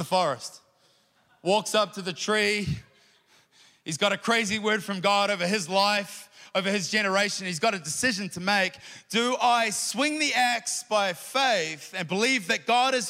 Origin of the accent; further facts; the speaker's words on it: New Zealand; I'm a Kiwi